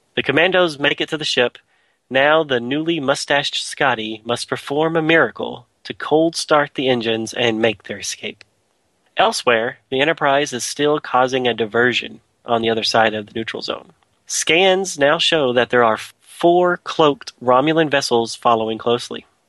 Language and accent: English; Texas, United States; growing up in Texas